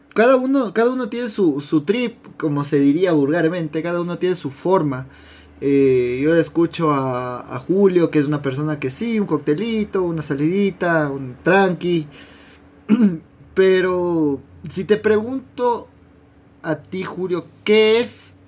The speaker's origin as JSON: {"language": "Spanish", "country": "Ecuador", "said": "como, ecuatoriano"}